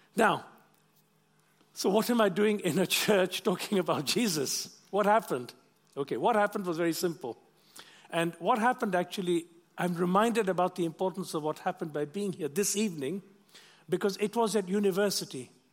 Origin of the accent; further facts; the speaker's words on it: Kenya; moved away; also born or lived in London; I'm of Indian origin, but I wasn't born in India. I was born in Kenya